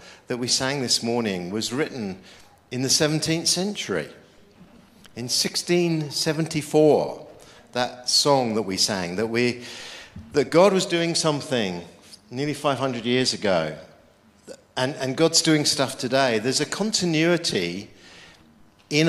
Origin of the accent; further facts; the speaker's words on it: United Kingdom; I'm a Brit